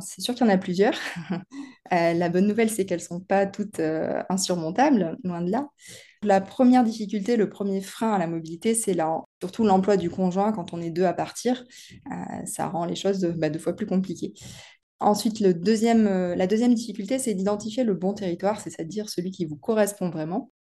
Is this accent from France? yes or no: yes; the South-West, south-west France, France; moved away as an adult; also born or lived in Paris; je suis née dans le Sud-Ouest et j'y ai passé la plus grande partie de mon enfance